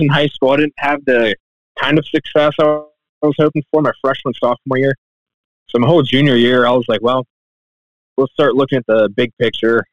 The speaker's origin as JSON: {"language": "English", "town": "Carlisle", "region": "Ohio", "country": "United States", "tie": "born or raised there", "said": "I'm from Carlisle, Ohio, Southwest Ohio"}